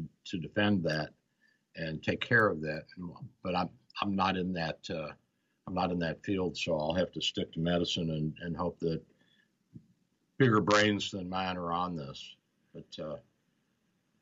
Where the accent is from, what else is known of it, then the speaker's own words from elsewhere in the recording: United States; moved away; I grew up on the Ohio